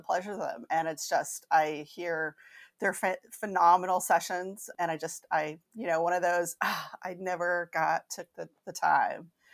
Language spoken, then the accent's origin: English; Kentucky, United States; I grew up Catholic in Kentucky.